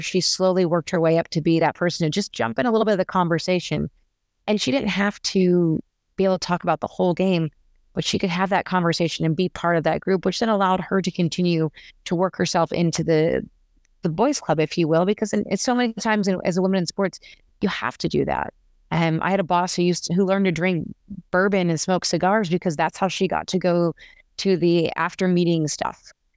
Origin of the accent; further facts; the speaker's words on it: Las Vegas, Nevada, United States; also born or lived in Arizona; I am a native Las Vegas, a person from Las Vegas